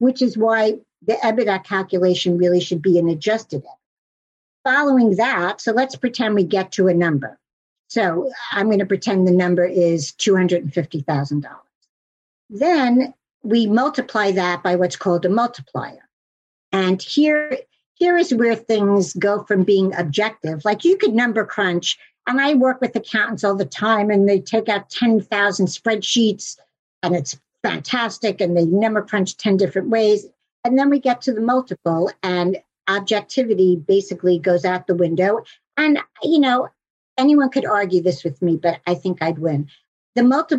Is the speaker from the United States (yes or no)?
yes; New York City, New York, United States; although I am a New Yorker